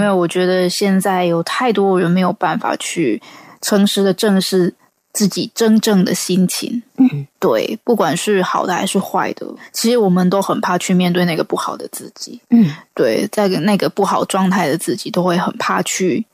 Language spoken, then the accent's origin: Chinese; Taiwan; 来自台湾的创作歌手